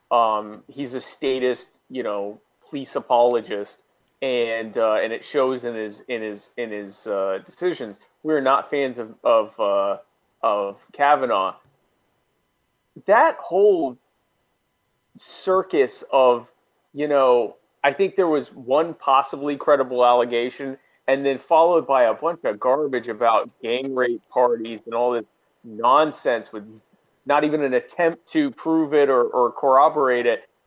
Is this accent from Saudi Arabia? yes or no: no; the South, United States; I was raised in the South. I don't sound like it, but I'm a Southerner. I sound like this because my parents are from up north, but I'm a Southerner.